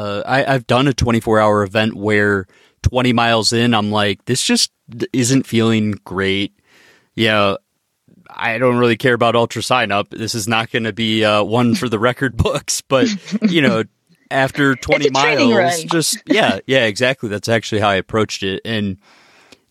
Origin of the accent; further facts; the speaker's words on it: Tampa, Florida, United States; moved away; I grew up in Florida